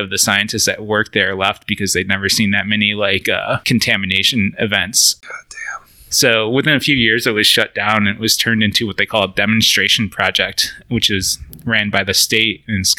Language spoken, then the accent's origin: English; an hour south of Buffalo, New York, United States; moved away; I grew up like an hour south of Buffalo, New York